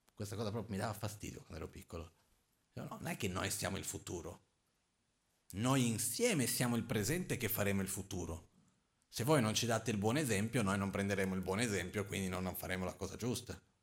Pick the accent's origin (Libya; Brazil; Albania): Brazil; Io son brasiliano